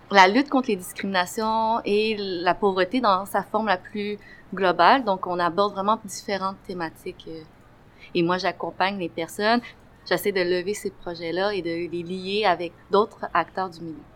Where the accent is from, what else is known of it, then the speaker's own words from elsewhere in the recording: Quebec, Canada; also born or lived in China; moi, je suis née euh, euh, en Chine il y a 26 ans et justement, j'ai grandi ici dès l'âge de 2 ans.